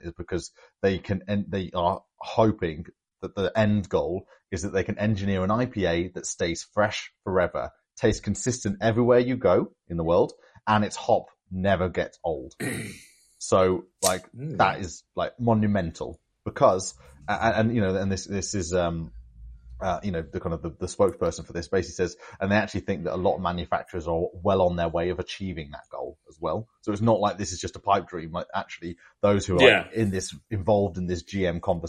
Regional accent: Worcester, West Midlands, United Kingdom; I'm from Worcester

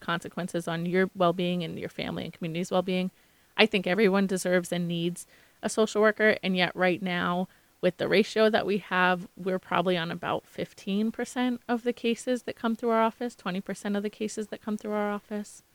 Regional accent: Maynard, Massachusetts, United States; also born or lived in Concord, Massachusetts; now in Boston, United States; I grew up in Maynard, Massachusetts, in Concord, Massachusetts, which is ten minutes away

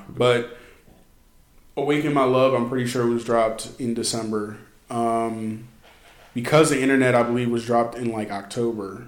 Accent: Philadelphia suburbs, southeastern Pennsylvania, United States; I'm from southeastern Pennsylvania, close to that city. I was born in Philadelphia. I was raised in the Philadelphia suburbs

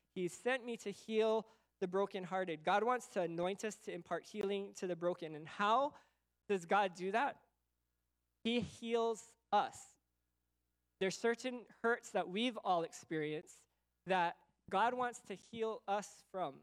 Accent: United States; also born or lived in Okinawa; I'm American, Okinawan

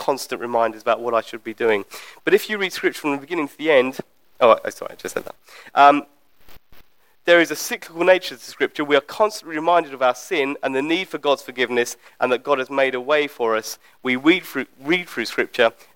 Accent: United Kingdom; as British people

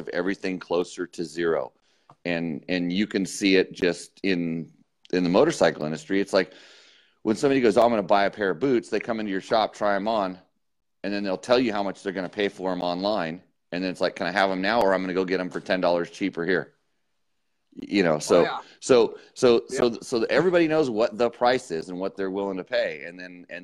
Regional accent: Ventura, California, United States; moved away as an adult; also born or lived in Orange County, California; now in Pahrump, United States; Ventura, California is where I grew up, my early years, and then moved down to Orange County when I took the job at Cycle World magazine in 94

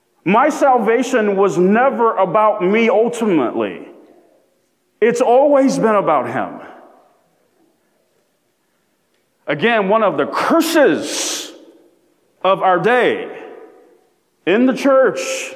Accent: United States; I am proud to be born, to have been born, in my humble opinion, the greatest country on planet Earth

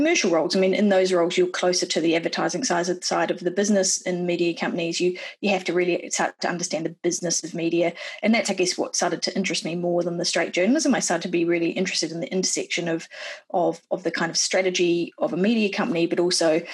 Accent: Wellington, New Zealand; moved away as an adult; also born or lived in New York; my hometown of Wellington in New Zealand

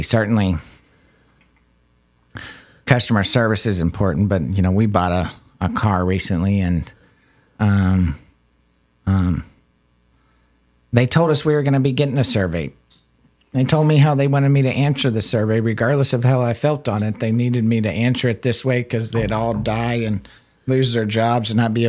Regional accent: Texas, United States; I'm Texan

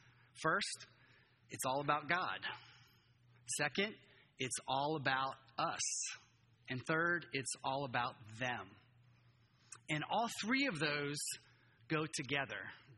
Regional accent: Japan; moved away as an adult; now in United States; I grew up in Japan. My whole life, I came back to the U.S. I was like, I've never experienced this before. It's completely different. And, you know, as a third culture kid growing up there, only white kid in my school

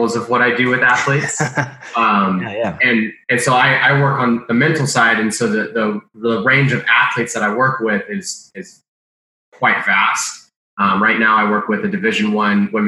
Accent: California, United States; I'm from California

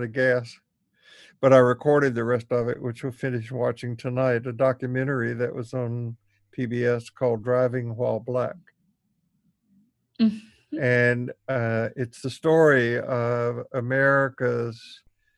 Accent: Tennessee, United States; growing up in the Jim Crow South in Tennessee

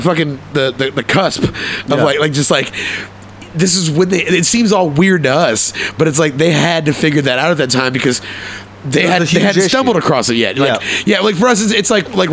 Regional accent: Texas, United States; moved away as an adult; also born or lived in Port Arthur, Texas / East Coast; as a Texan

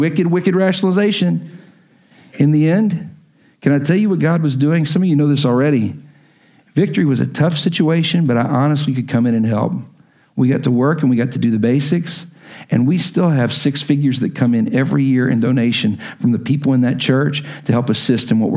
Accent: Lubbock, Texas, United States; moved away as an adult; the churches I grew up in Lubbock

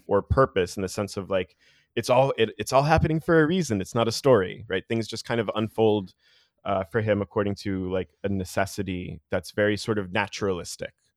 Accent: New Jersey, United States; moved away; I'm from New Jersey originally

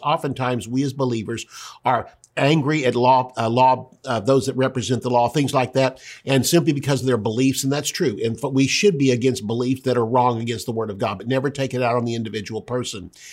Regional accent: United States; I'm an American

